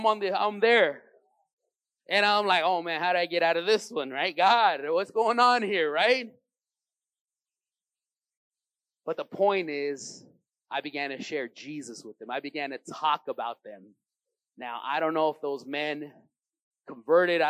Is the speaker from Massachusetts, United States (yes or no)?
no; Los Angeles, California, United States; I grew up in Venice on the other side